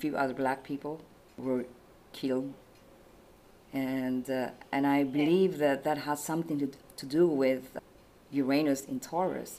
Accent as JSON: {"language": "English", "country": "Philippines", "said": "I'm Filipino"}